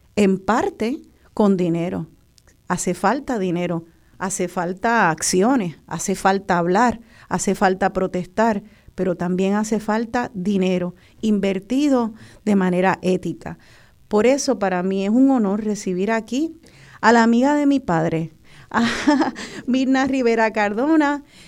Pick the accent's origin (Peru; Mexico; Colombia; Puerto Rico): Puerto Rico